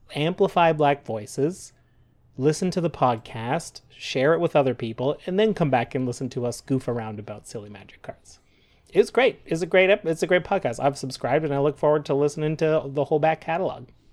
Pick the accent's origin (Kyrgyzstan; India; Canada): Canada; We're proud Canadian podcasters